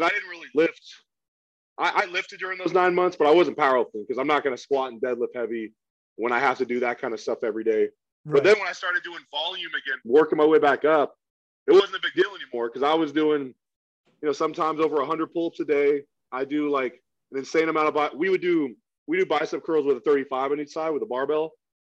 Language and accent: English; Oregon, United States; moved away as an adult; I'm from Oregon originally